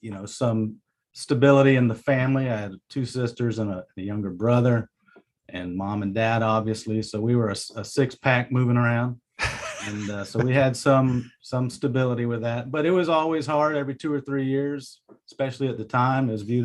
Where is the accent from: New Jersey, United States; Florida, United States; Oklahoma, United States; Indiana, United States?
Florida, United States; Jacksonville; also born or lived in Puerto Rico / Virginia Beach / Orlando / Charleston; I was born in Jacksonville Beach, Florida.